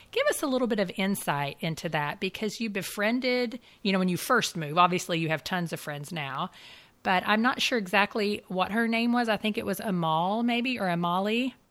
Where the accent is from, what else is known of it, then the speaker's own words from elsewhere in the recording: United States; as an American Christian myself